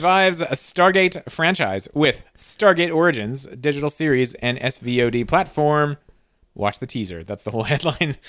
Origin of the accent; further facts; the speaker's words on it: Canada; I'm trained as a Canadian